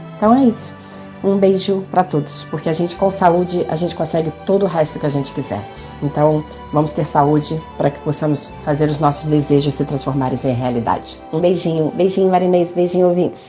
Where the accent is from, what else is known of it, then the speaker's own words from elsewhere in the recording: Rio de Janeiro, Brazil; moved away as an adult; now in Penafiel, Portugal; Sou do Rio de Janeiro, mas moro há alguns anos já em Portugal, na cidade de super agradável chamada Penafiel